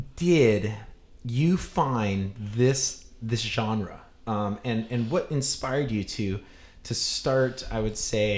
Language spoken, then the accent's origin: English; Hawaii, United States; growing up in Hawaii